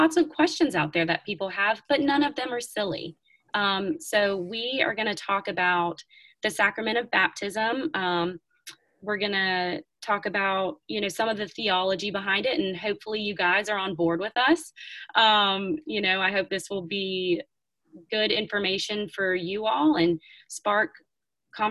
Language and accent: English; the South, United States; I grew up in the South